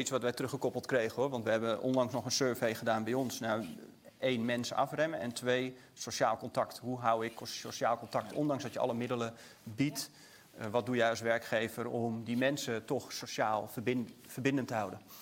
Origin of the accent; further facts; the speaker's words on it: Netherlands; wij in Nederland